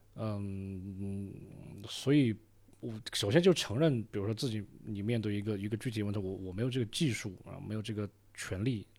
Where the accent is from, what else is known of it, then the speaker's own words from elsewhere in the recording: Deyang, Sichuan, China; moved away as an adult; also born or lived in Jiangxi / Beijing / The Hague, Netherlands; 自己作为一个四川人